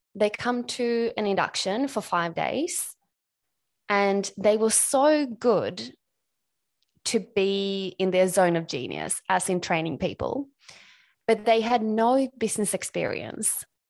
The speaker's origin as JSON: {"language": "English", "country": "Sweden", "tie": "born or raised there", "moved": "as an adult", "lives_now": "Australia", "said": "I'm Swedish. I grew up in Sweden, um, and I moved to Australia back in two thousand ten."}